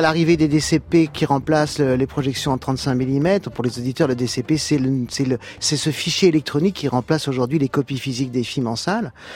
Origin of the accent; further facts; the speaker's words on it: France; je suis né en France, je, suis français